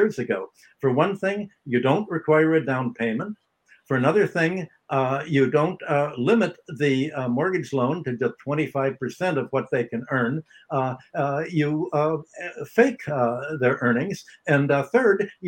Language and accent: English; Chicago, Illinois, United States; I grew up in near Hyde Park, Kenwood, on the south side near the University of Chicago